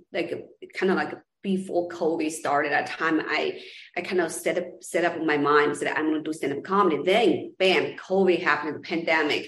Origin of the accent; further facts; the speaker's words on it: Los Angeles, California, United States; also born or lived in China; I was born in China originally, and then moved to LA, and then LA is kind of like my hometown as well, like San Gabriel Valley